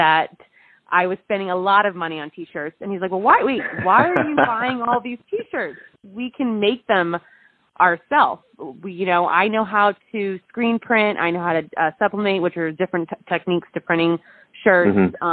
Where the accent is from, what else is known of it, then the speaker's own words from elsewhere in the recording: Jersey Shore, New Jersey, United States; also born or lived in Pennsylvania; now in Los Angeles, United States; I am originally from the Jersey Shore, but I went to school in Pennsylvania